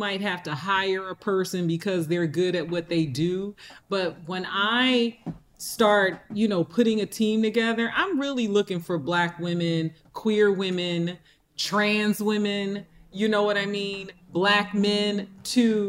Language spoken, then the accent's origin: English; Camden, New Jersey, United States; moved away; my hometown where I'm doing a huge project in Camden, New Jersey. I visited our high school